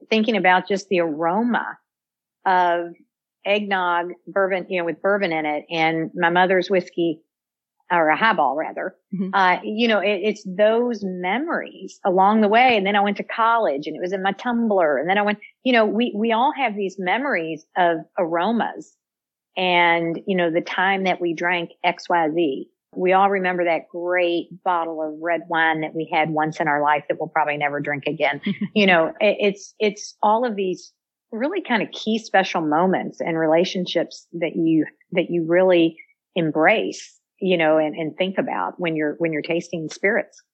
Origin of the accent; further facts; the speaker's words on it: Louisville, Kentucky, United States; born and raised in Louisville, Kentucky